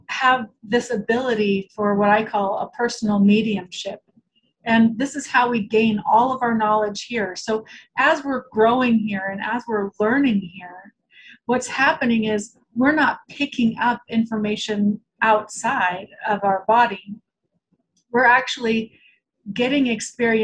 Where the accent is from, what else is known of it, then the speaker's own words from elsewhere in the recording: Portland, Oregon, United States; also born or lived in Omaha, Nebraska; I grew up in Portland, Oregon. I was actually born in Omaha